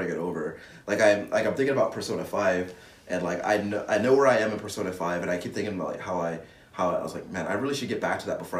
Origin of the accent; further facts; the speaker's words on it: Hawaii, United States; And thank you to me. I'm from Hawaii.